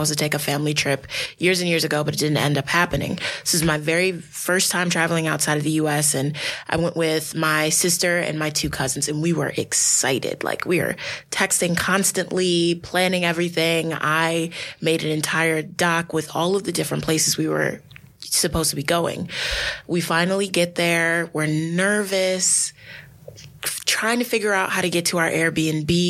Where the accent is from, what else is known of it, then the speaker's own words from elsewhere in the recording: United States; I would be treated as an American